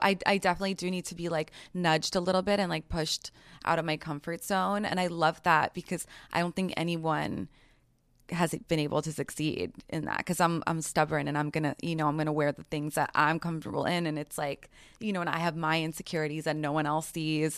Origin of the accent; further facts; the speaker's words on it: New York City, New York, United States; I grew up in New York City.